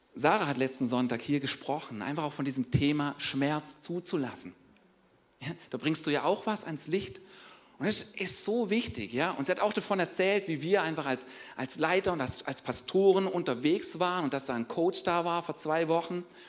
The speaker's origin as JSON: {"language": "German", "country": "Germany", "said": "wir als Deutsche"}